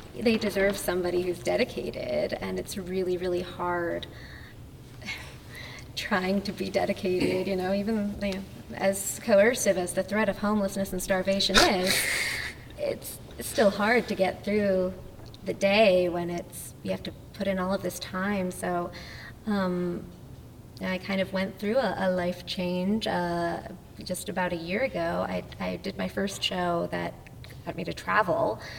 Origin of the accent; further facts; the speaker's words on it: New Jersey, United States; I grew up in New Jersey